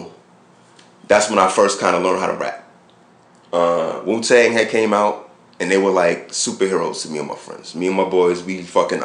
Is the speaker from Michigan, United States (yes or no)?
no; Brooklyn, New York, United States; also born or lived in California; in my neighborhood where I grew up in Brooklyn in the 80s